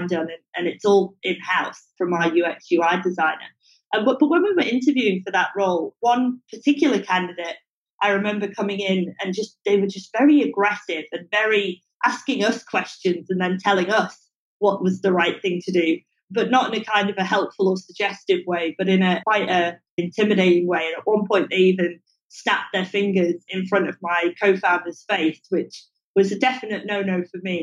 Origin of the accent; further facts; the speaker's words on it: England, United Kingdom; now in Singapore; I'm English